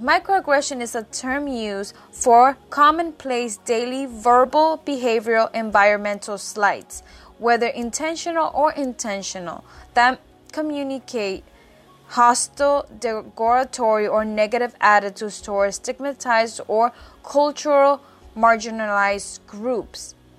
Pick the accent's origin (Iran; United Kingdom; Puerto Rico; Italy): Puerto Rico; I say I'm from Puerto Rico, because obviously, as many as you know, I was born and raised in the island